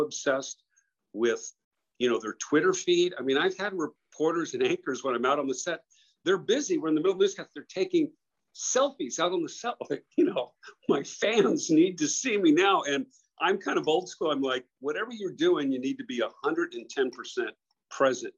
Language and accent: English; San Diego, California, United States; moved away; I grew up in San Diego and I had a paper route